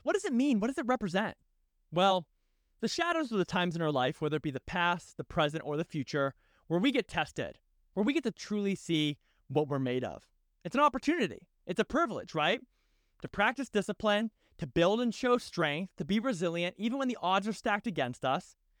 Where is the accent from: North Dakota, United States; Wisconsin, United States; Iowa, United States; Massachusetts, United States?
Massachusetts, United States; just outside of Boston; moved away as an adult; also born or lived in Annapolis, Maryland / San Diego, California; I grew up just outside of Boston, Massachusetts